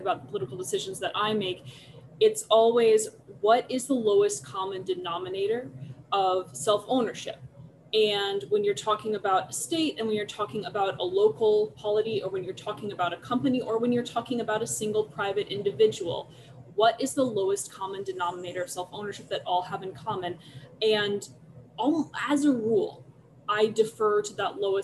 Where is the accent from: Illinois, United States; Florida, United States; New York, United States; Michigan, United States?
Illinois, United States; Chicago; accent: hard Chicago A; moved away as an adult; now in Los Angeles, United States; I also came from Chicago before that, so my accent migrates. You will probably hear that as we go on. I do have that hard Chicago A that comes in there